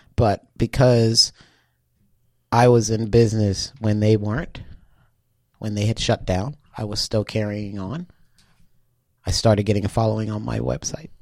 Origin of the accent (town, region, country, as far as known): Charleston, South Carolina, United States; born or raised there